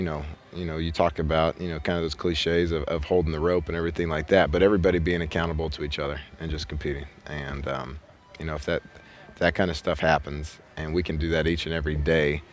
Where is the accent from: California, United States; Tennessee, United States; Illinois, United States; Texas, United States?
Texas, United States; moved away; I grew up in Texas